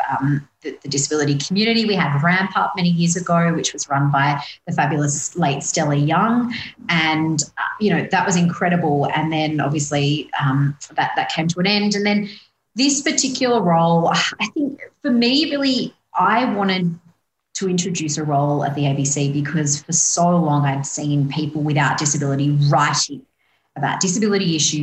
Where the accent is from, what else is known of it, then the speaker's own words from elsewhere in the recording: Sydney, New South Wales, Australia; I grew up in Western Sydney